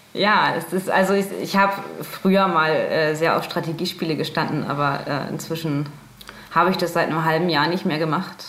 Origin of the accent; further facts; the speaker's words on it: Bremen, Germany; accent: Hochdeutsch; moved away as an adult; now in Nuremberg, Germany; Ich komme aus Bremen. Ich wohne erst seit zwei Jahren in Nürnberg.